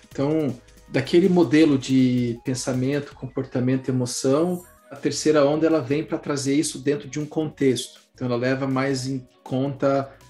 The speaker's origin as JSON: {"language": "Portuguese", "town": "Maringá", "region": "Paraná", "country": "Brazil", "said": "eu sou de Maringá."}